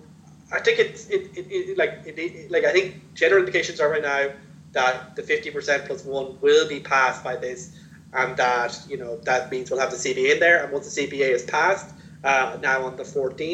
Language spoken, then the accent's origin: English; Ireland; we're both from Ireland, both from Europe